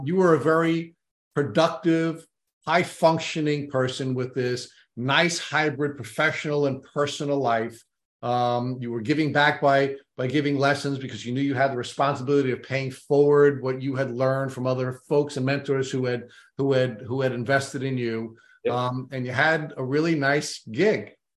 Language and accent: English; Long Island, New York, United States; accent: thick Long Island; grew up on Long Island